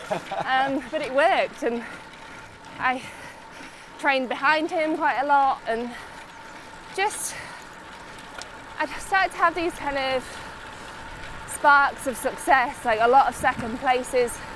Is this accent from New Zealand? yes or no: no; Yorkshire, United Kingdom; I'm really lucky that I come from Yorkshire because it's so popular now.